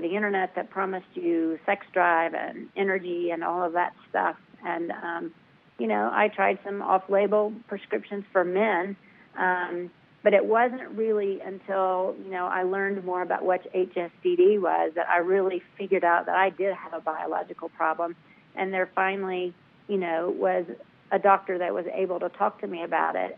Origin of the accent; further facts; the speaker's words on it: the South, United States; I'm from the South